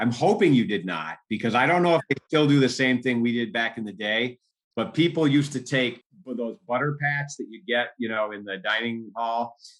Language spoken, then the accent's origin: English; Minneapolis, Minnesota, United States; moved away as an adult; also born or lived in India / Cambridge, Massachusetts; I grew up in Minneapolis, Minnesota, and I went to public school